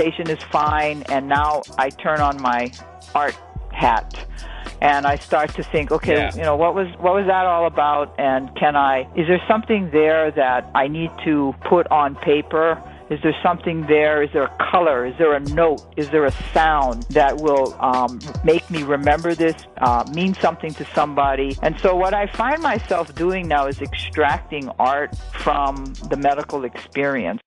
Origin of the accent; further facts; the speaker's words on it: Hawaii, United States; moved away as an adult; now in New York, United States; I'm from Hawaii